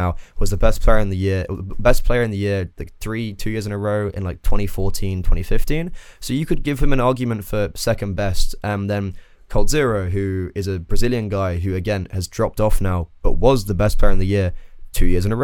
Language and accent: English; England, United Kingdom; moved away as an adult; now in Ireland; I'm English